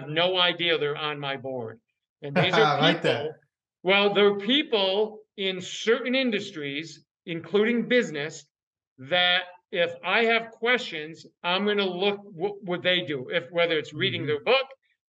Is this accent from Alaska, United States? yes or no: no; Northern New York, United States; I grew up in Northern New York. We bordered Vermont, my hometown